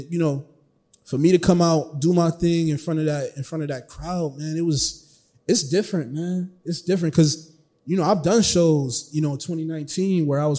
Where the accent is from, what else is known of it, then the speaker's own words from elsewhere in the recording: Buffalo, New York, United States; yeah, I'm from Buffalo.